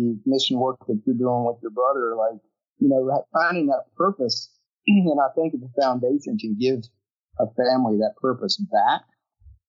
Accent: Hickory, North Carolina, United States; I'm from Hickory, North Carolina

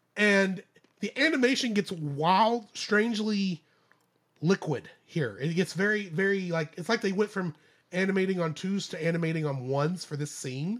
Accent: United States; I'm American

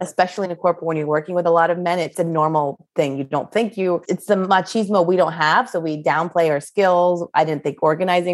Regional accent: Canada; I grew up in Canada

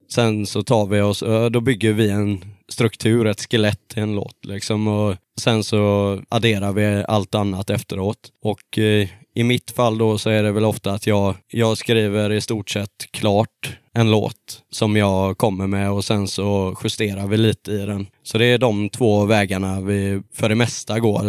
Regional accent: Gothenburg, Västra Götaland, Sweden; vi är från Göteborg

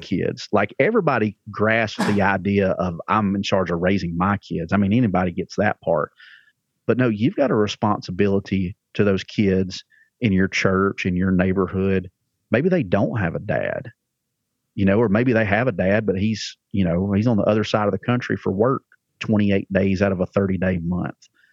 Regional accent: Alabama, United States; accent: redneck; now in Lebanon, Tennessee, United States; I'm from Alabama originally.

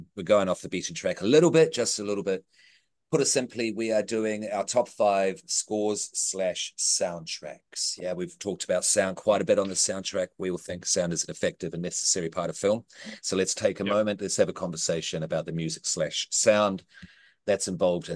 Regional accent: New Zealand; I'm a Kiwi.

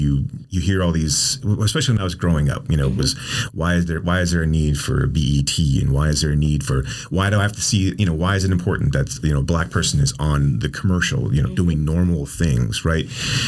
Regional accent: Amarillo, Texas, United States; I grew up in Amarillo in West Texas town.

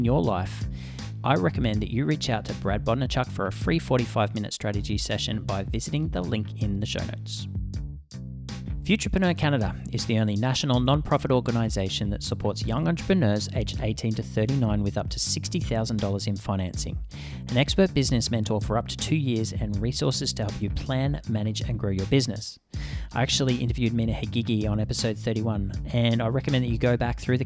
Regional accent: Australia; being Australian

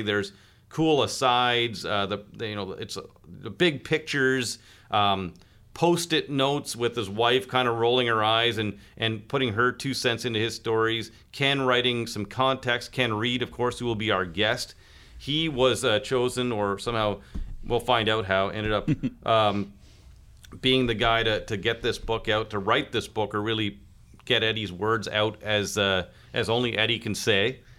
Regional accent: Kingston, Ontario, Canada; growing up in Kingston prior to the hyper sports media coverage

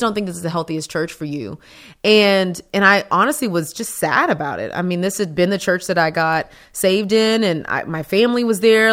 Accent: Texas, United States; I'm from Texas. Best state in the world

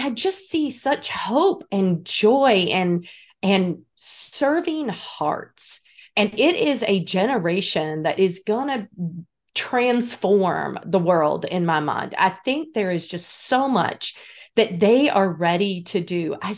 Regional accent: North Carolina, United States; Lord, I'm from North Carolina originally.

